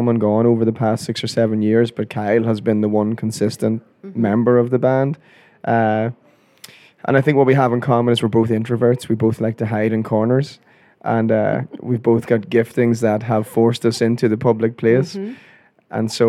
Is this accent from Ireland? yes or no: yes; Ireland; I'm Irish. I thought, let's have a midlife crisis by a sports car.